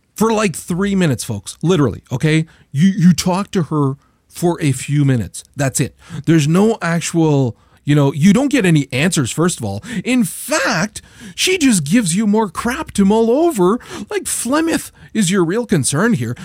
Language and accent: English; Canada; as a Canadian